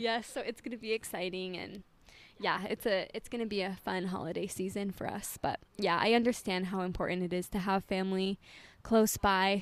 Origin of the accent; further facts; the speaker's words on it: Utah, United States; moved away; I'm from Utah